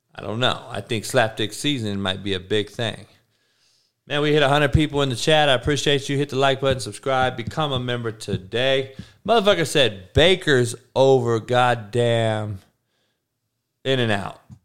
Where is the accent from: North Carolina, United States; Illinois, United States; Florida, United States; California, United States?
California, United States; Compton; I grew up on the East Side of Compton